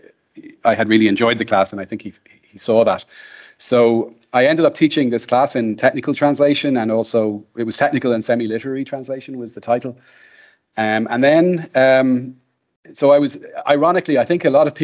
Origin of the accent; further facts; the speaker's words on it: Ireland; I'm Irish